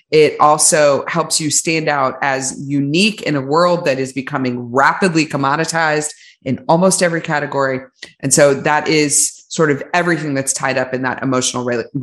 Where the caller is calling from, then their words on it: Austin, Texas, United States; I'm on the very edge of the earth at Austin, Texas right now.